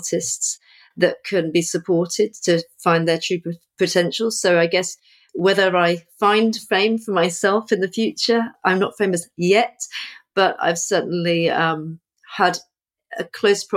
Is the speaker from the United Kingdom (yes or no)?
yes; Portsmouth, South East England, United Kingdom; also born or lived in Crystal Palace, London; now in London, United Kingdom; I'm originally from Portsmouth, which is on the south coast. So I lived by the sea as a child, but now I'm a London girl now.